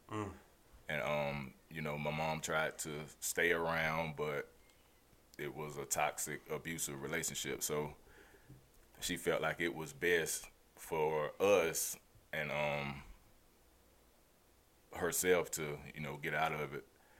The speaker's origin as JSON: {"language": "English", "town": "Memphis", "region": "Tennessee", "country": "United States", "tie": "born there", "said": "I'm 38 years old. I was born in Memphis, Tennessee."}